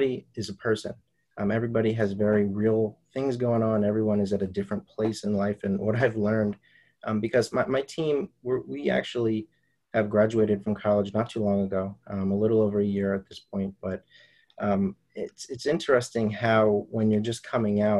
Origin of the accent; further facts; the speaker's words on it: Wilmington, Delaware, United States; in the city of Wilmington, Delaware, in a city where I was born and raised